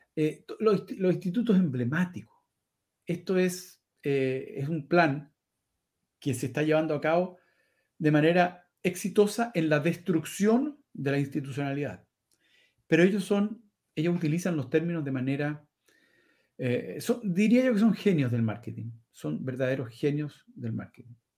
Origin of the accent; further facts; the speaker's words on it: Chile; moved away; soy chileno corazón